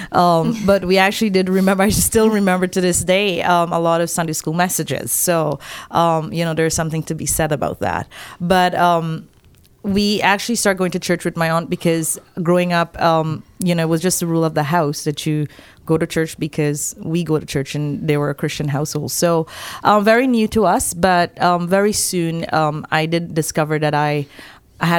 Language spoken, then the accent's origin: English; Guyana; I grew up in Guyana, which is the only English-speaking country in South America. I grew up in a very small village